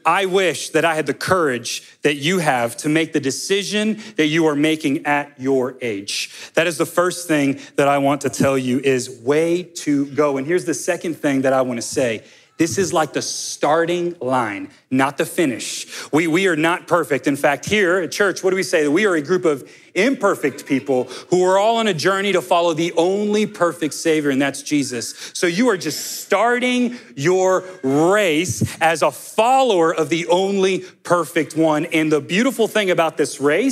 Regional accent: Miami, Florida, United States; I grew up in Miami, Florida, where our newspaper was the Miami Herald

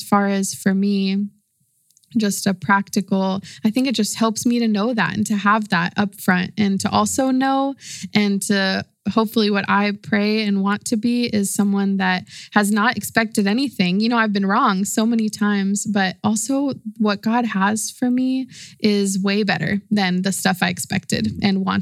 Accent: Austin, Texas, United States; moved away as an adult; now in San Marcos, United States; I'm from Austin, Texas. My family's from Mexico City, but I came to San Marcos to go to school at Texas State.

